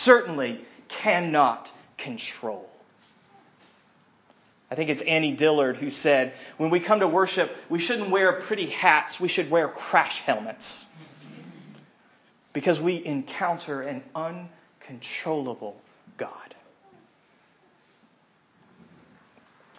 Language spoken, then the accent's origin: English; United States